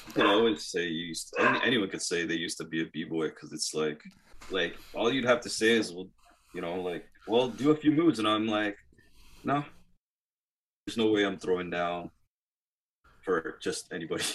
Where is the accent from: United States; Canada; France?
Canada; Toronto, Ontario; we are from Toronto